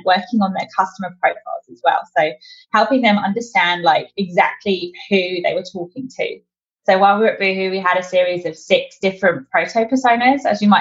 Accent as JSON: {"language": "English", "region": "London", "country": "United Kingdom", "moved": "as an adult", "lives_now": "Australia", "said": "I'm definitely not an Australian native, although I am definitely slowly gaining the upward inflection. I moved out here in mid-2018. I'm originally from London in the UK"}